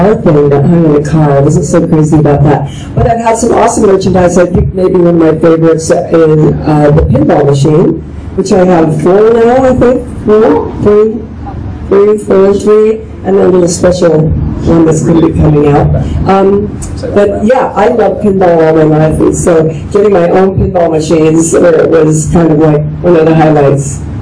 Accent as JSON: {"language": "English", "town": "Colorado Springs", "region": "Colorado", "country": "United States", "tie": "born or raised there", "also_born_or_lived": "Manhattan, Kansas / Los Angeles", "moved": "yes", "said": "I was raised here"}